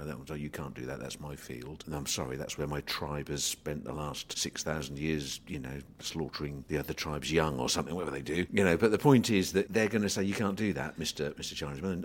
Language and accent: English; England, United Kingdom; As an Englishman